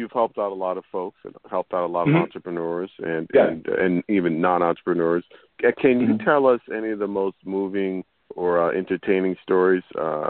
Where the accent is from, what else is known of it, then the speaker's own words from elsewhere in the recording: New York City, New York, United States; I was born and raised in New York City.